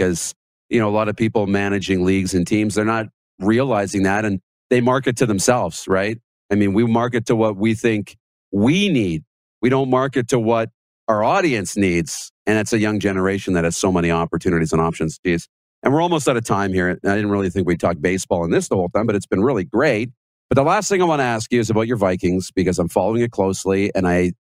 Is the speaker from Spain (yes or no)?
no; Wynyard, Saskatchewan, Canada; moved away; I'm at my hometown in my high school gymnasium in Wynyard.